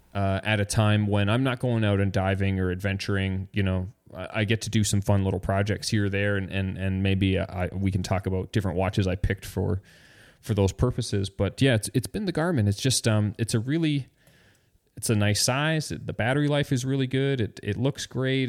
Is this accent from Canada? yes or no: yes; Canada; I'm Canadian